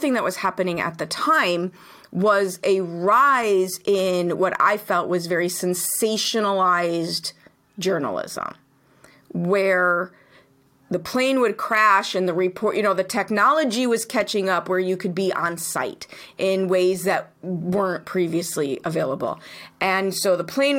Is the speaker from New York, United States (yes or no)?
no; Chicago, Illinois, United States; I grew up in Chicago.